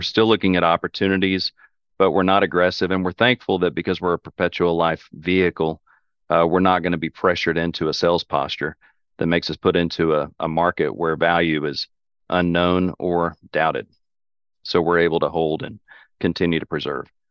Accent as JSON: {"language": "English", "region": "Oklahoma", "country": "United States", "said": "we're from Oklahoma. My family's been in Oklahoma for, you know, five generations."}